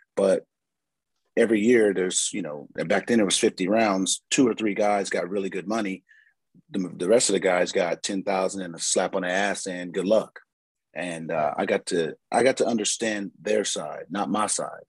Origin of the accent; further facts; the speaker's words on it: San Diego, California, United States; moved away as an adult; also born or lived in Appleton, Wisconsin; I'm going from San Diego, California